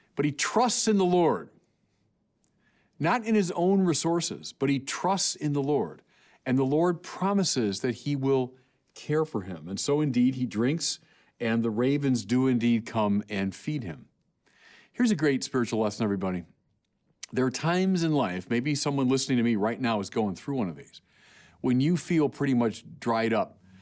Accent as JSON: {"language": "English", "region": "California", "country": "United States", "said": "I'm from California."}